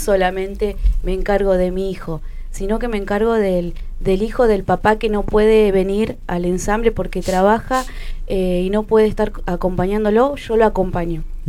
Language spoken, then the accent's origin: Spanish; Buenos Aires, Argentina; moved away as an adult; now in General Pico, Argentina; yo soy de Buenos Aires, hace 25 años que estoy acá